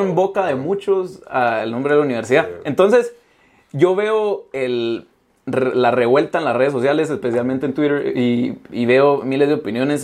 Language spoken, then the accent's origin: Spanish; Guatemala; a mí como guatemalteco